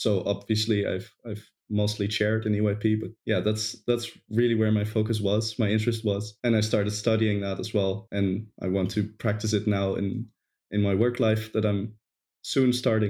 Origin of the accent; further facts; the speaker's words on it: Netherlands; English is a second language; I'm from the Netherlands.